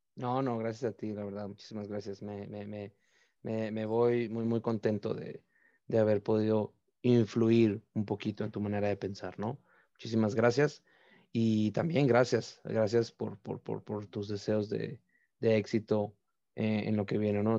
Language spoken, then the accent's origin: Spanish; Tijuana, Baja California, Mexico; also born or lived in Mexicali; al final de cuentas también soy de Tijuana